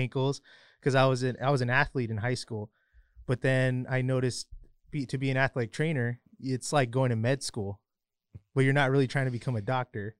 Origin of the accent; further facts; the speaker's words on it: Highland, California, United States; I'm actually from Highland. A lot of people think I'm from San Bernardino, but I'm actually not